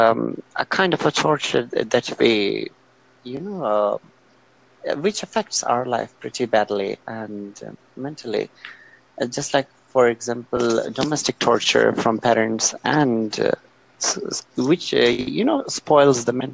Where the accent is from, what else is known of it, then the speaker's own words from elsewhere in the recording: Quetta, Balochistan, Pakistan; I'm from Pakistan, from province of Balochistan and city Quetta.